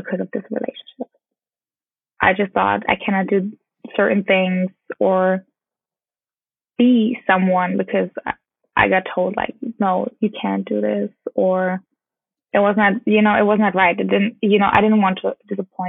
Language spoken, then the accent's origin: English; Bamberg, Bavaria, Germany; English is a second language; moved away as an adult; now in Los Angeles, United States; my hometown